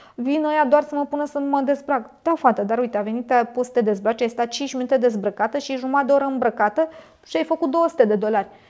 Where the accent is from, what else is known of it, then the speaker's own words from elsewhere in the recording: Bucharest, Romania; sunt din România, București